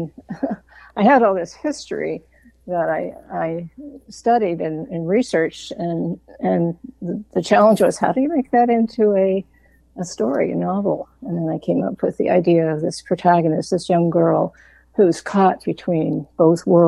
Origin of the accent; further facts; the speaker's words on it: outside of Pittsburgh, Western Pennsylvania, United States; now in Vermont, United States; I grew up in Pennsylvania.